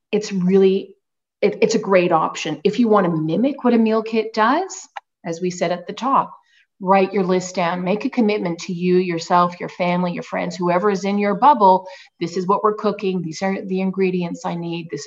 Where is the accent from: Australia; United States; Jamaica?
Australia; I'm originally from Australia, despite the accent.